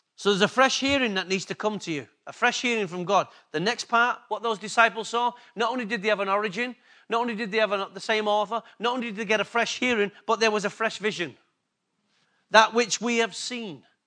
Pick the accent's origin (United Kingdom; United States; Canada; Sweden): United Kingdom; England; accent: English; My accent's better than theirs. It's quite obvious. Sorry, girls. It's just the way it is. English came before Australian